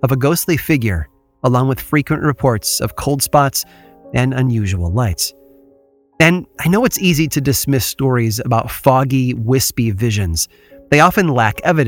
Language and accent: English; Illinois, United States; moved away; I'm from Illinois